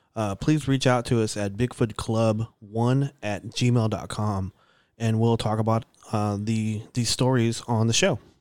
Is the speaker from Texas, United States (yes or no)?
yes; Dallas, Texas, United States; they let me enroll to Arcadia Park